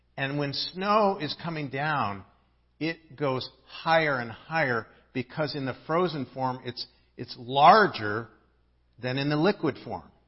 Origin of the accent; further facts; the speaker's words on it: Midwest, United States; now in Southern California, United States; I didn't grow up in Southern California. I grew up in the Midwest where we really had four seasons.